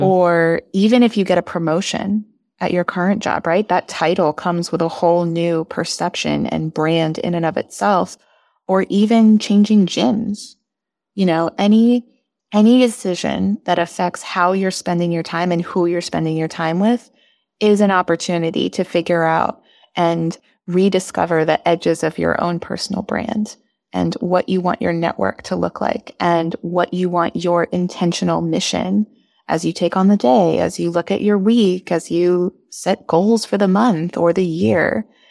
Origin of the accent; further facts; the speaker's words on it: Bay Area, California, United States; moved away as an adult; also born or lived in Portland / Miami; now in Washington, D.C., United States; I was from the Bay Area in California